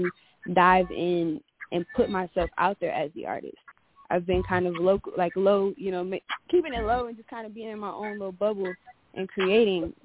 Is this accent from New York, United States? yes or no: no; Detroit, Michigan, United States; also born or lived in Cleveland; now in Phoenix, United States; I am originally from Detroit area. I moved to Cleveland and then from Cleveland to Phoenix, where I now reside